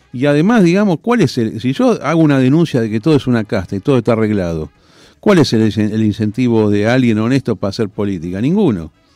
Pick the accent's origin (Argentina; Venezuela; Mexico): Argentina; Yo soy el argentino más alcista de mentalidad que hay